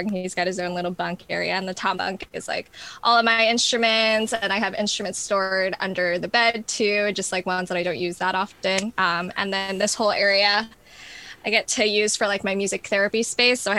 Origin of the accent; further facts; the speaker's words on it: New York, United States; also born or lived in New Orleans / Texas / Arizona / New Mexico; Well, I've lived in New Orleans, Texas. I'm originally from New York. Um, where else have I lived? Um, Arizona, New Mexico.